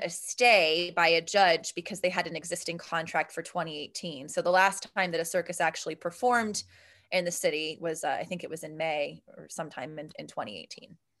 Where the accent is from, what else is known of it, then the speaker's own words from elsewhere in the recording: Steubenville, Ohio, United States; moved away as an adult; now in Pittsburgh, United States; I'm from Steubenville, Ohio, which is about forty-five minutes outside of Pittsburgh